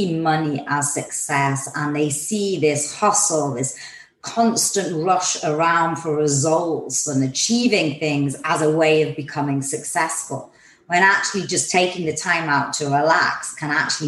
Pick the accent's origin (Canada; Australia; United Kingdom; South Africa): United Kingdom; England; I'm from England